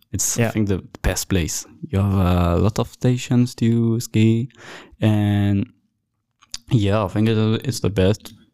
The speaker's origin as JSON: {"language": "English", "town": "Paris", "region": "Île-de-France", "country": "France", "tie": "born there", "said": "I'm, um, i was born in Paris, but I'm not a, a big fan"}